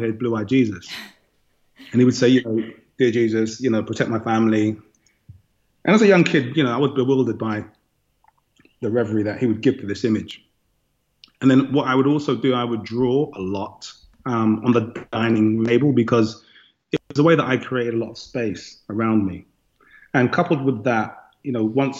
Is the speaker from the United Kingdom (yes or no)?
yes; London, United Kingdom; moved away as an adult; now in Madison, United States; I was born and raised in London